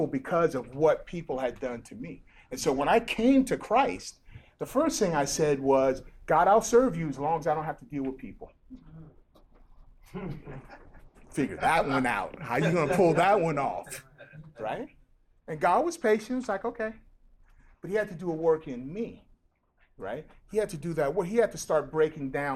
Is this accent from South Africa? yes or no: no; Nigeria; now in United States; I grew up in Nigeria